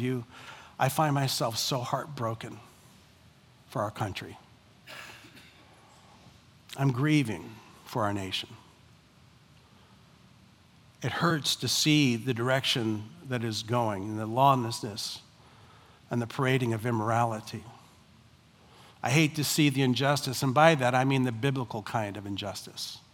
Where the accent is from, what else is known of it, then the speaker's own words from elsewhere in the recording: United States; I am first and foremost a Christian who happens to be an American.